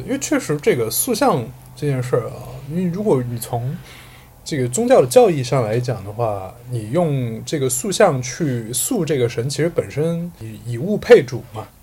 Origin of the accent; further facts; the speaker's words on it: Sichuan, China; moved away; 我作为一个四川人是的，今年第一次打麻将